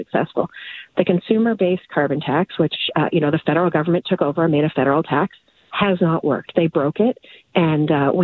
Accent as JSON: {"language": "English", "region": "northern Alberta", "country": "Canada", "tie": "born or raised there", "moved": "yes", "lives_now": "Edmonton, Canada", "said": "I grew up in Canuso, a very small, it's a hamlet, in fact, in northern Alberta."}